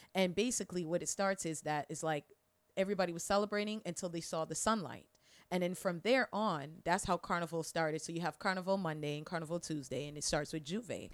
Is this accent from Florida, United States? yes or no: yes; Orlando, Florida, United States; also born or lived in Tunapuna, Trinidad and Tobago / New York; Growing up in Orlando